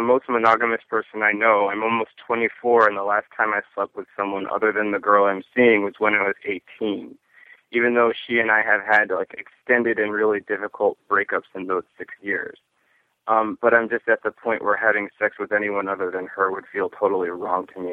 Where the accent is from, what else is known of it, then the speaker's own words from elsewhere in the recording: New York, United States; I'm from New York